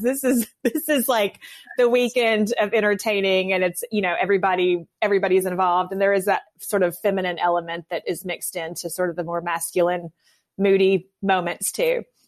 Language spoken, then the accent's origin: English; north of Memphis, West Tennessee, United States; now in Birmingham, United States; I grew up in West Tennessee. I'm not from a hunting family. I, you know, I say we hunt for antiques and that's pretty much it. But I mean, I love, I, grew, I did grow up north of Memphis